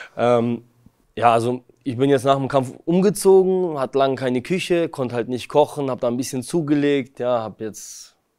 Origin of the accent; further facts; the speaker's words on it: Kazakhstan; moved away; geboren bin ich in Kasachstan